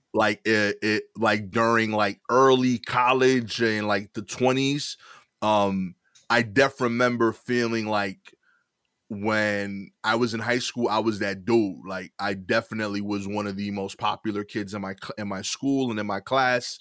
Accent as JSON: {"language": "English", "town": "New York City", "region": "New York", "country": "United States", "tie": "born or raised there", "said": "I grew up in East New York and now I live in Cypress Hill section of East New York"}